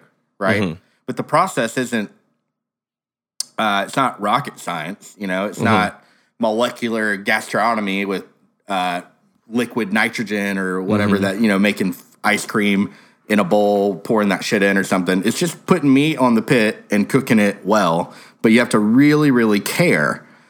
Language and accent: English; Texas, United States; Well, I'm from Texas.